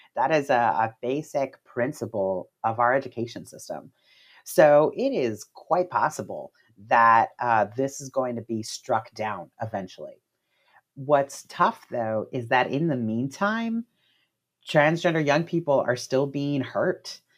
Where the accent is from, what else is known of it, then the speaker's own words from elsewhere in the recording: Miami, Florida, United States; I'm from Florida myself, I'm from Miami, um, and my family is Cuban American